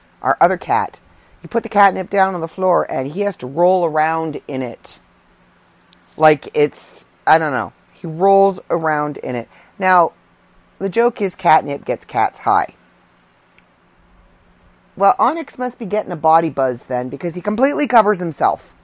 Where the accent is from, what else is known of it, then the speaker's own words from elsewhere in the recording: Canada; I'm Canadian.